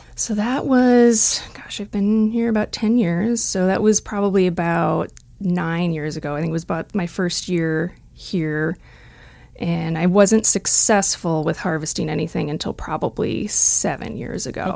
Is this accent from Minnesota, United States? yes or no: yes; just outside the Twin Cities, Minnesota, United States; moved away; I grew up in Minnesota, just outside the Twin Cities.